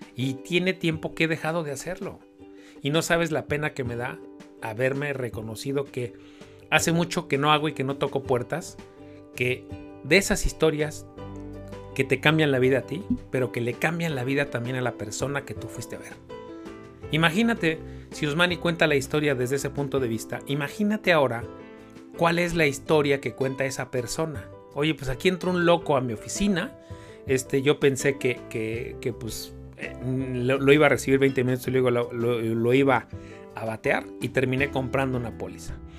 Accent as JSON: {"language": "Spanish", "region": "Mexico City", "country": "Mexico", "tie": "born or raised there", "said": "nací y crecí en Iztapalapa"}